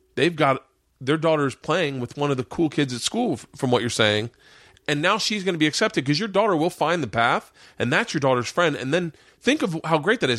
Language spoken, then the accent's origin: English; Florida, United States; I grew up in Florida